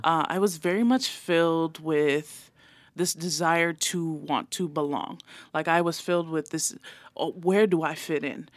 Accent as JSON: {"language": "English", "country": "American Samoa", "tie": "born or raised there", "also_born_or_lived": "Santa Clara, California", "first_language": "Samoan", "second_language": "English", "moved": "yes", "said": "Raised in Amaoli"}